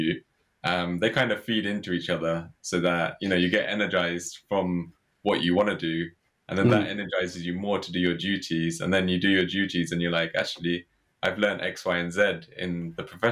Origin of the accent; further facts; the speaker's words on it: Watford, East of England, United Kingdom; I was born and brought up in Watford